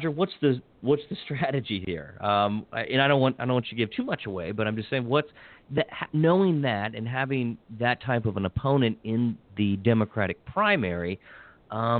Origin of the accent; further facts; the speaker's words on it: Hagerstown, Maryland, United States; now in Montgomery County, Maryland, United States; I grew up in Hagerstown and having, born, raised, educated there